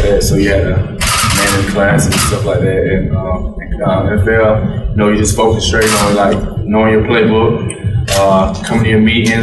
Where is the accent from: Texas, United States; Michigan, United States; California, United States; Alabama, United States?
Alabama, United States; moved away as an adult; now in Houston, United States; I'm from Alabama